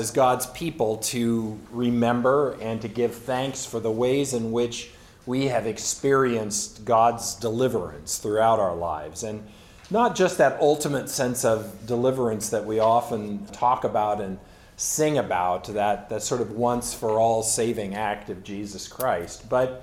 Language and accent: English; San Bernardino Valley, Southern California, United States; I grew up in Southern California and in the San Bernardino Valley specifically.